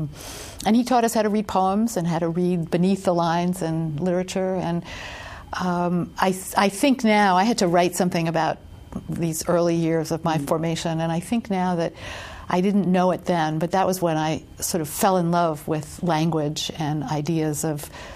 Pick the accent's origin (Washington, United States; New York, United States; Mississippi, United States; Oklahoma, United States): New York, United States; New York City; I was born in Brooklyn, raised in Brooklyn.